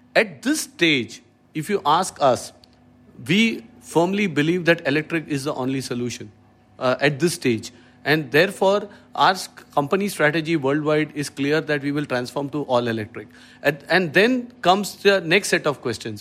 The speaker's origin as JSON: {"language": "English", "town": "Mumbai", "region": "Maharashtra", "country": "India", "tie": "born or raised there", "also_born_or_lived": "Thrissur, Kerala", "said": "in Trishur, brought up in Bombay, yes. And, uh, in the suburbs of Bombay, to Kandivali, to be precise"}